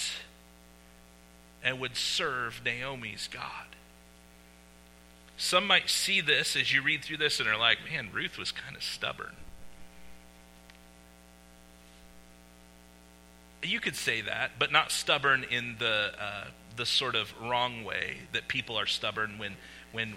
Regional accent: Winterset, Iowa, United States; moved away; I grew up in Winterset, Iowa

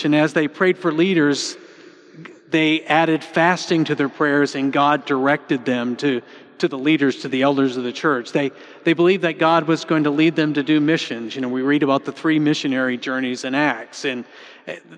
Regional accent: United States

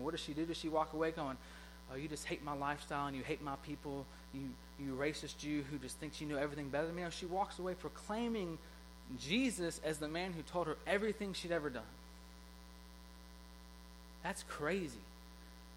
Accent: South Georgia, United States; I grew up in a high school in South Georgia

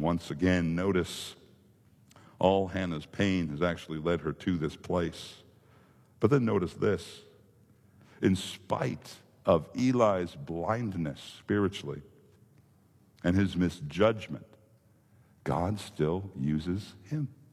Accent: Minnesota, United States; moved away; growing up in Minnesota, we didn't have a lot of the impressive amusement parks

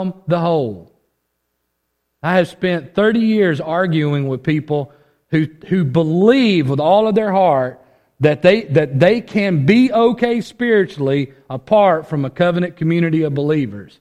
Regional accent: United States; this individual mindset that we have developed as Americans

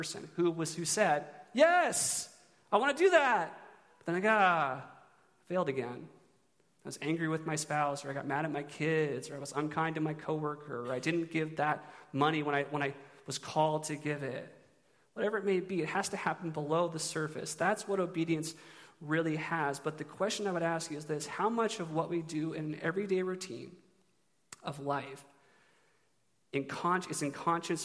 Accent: Eugene, Oregon, United States; I'm from Eugene

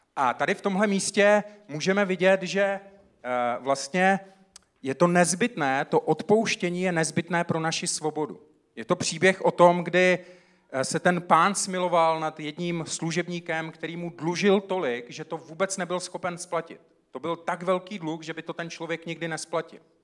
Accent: South Moravian Region, Czechia; Já jsem vyrůstal na Jižní Moravě

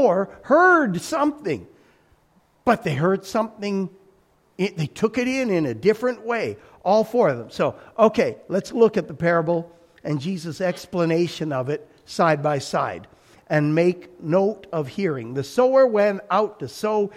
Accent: Alberta, Canada; My growing up in Alberta, I have pictures of wheat fields that go on forever

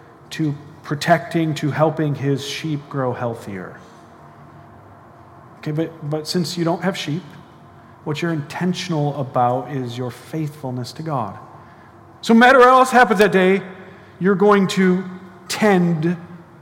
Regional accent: United States; I'm an American, so it means I speak one language, not that well

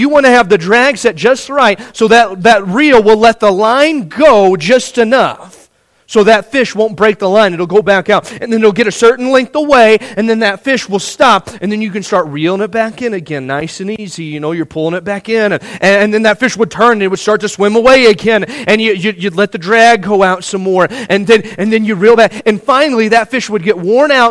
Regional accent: Indiana, United States; Growing up in Indiana

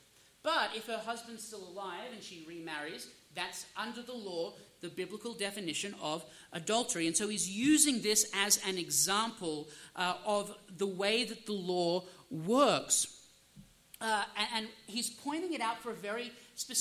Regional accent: Australia; now in United States; I'm Australian by birth. I'm actually a U.S. citizen now

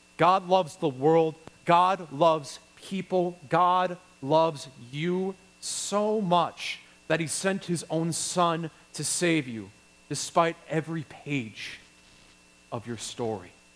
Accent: Wisconsin, United States; I'm from Wisconsin

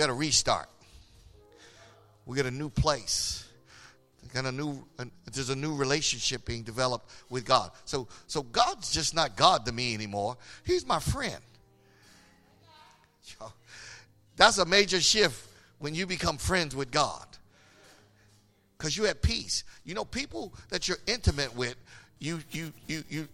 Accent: Philadelphia, Pennsylvania, United States; I'm from Philly

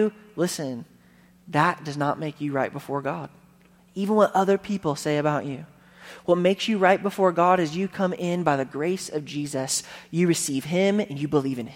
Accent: United States

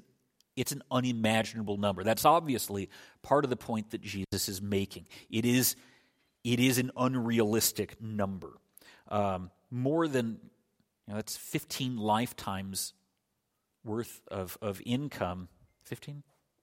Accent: Scotland, United Kingdom; born there; as most of you know, I was born in Scotland.

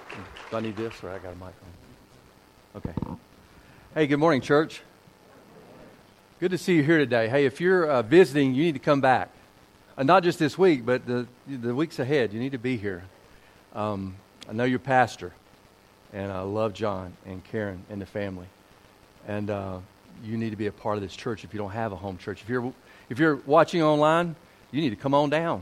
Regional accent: Kernersville, North Carolina, United States; moved away; I'm a Tar Heel, born down there, raised down there

